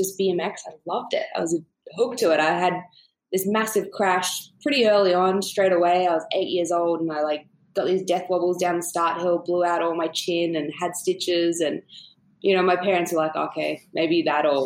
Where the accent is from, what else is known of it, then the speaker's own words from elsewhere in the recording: Canberra, Australian Capital Territory, Australia; moved away; also born or lived in California; I grew up in a small town called Canberra.